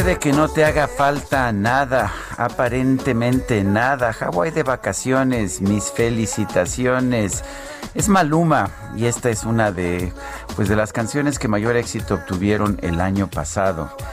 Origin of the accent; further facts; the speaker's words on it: Mexico; somos los mexicanos